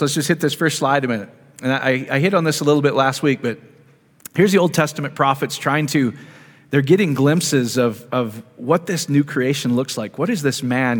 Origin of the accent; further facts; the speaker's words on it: Iowa, United States; I grew up in Iowa